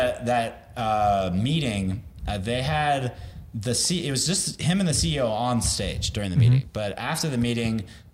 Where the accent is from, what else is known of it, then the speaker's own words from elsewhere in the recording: Texas, United States; I'm from Texas, too